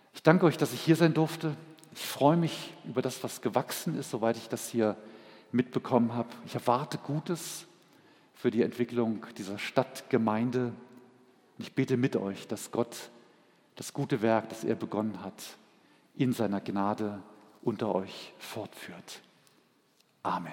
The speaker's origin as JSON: {"language": "German", "region": "Berlin", "country": "Germany", "tie": "born or raised there", "moved": "as an adult", "said": "Als wir 1983 nach Berlin gingen, es war zwar meine Heimat"}